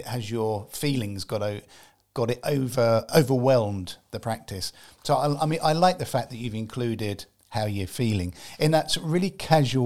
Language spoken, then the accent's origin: English; England, United Kingdom; I'm an English gentleman